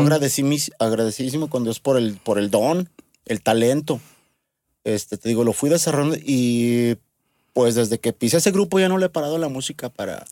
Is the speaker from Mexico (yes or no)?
yes; Aguascalientes, Mexico; soy nacido aquí en Aguascalientes